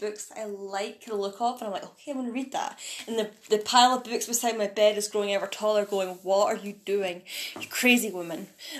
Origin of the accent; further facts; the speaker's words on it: Scotland, United Kingdom; we're both Scottish.